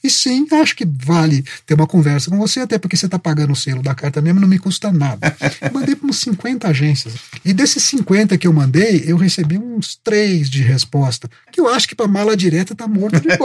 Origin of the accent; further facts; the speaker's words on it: Itajubá, Minas Gerais, Brazil; moved away; Eu nasci em Itajubá, sou de Minas